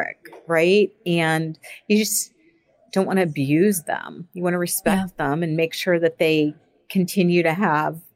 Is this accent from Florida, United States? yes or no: yes; Florida, United States; now in Boston, United States; I am from Florida. Yeah, I am. So I born and raised in Florida